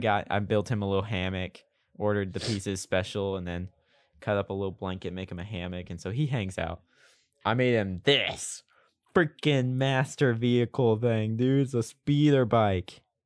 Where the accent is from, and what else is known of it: Oklahoma, United States; born or raised there